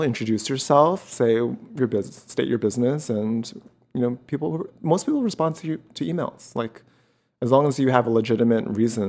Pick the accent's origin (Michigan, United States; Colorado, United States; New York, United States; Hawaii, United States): New York, United States; New York City; moved away as an adult; now in Los Angeles, United States; I was born and raised in Queens.